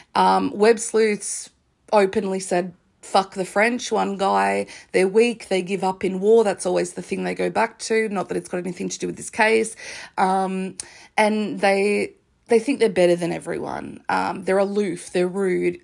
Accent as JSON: {"language": "English", "country": "Australia", "said": "I'm Australian, I'm on the other side of the world"}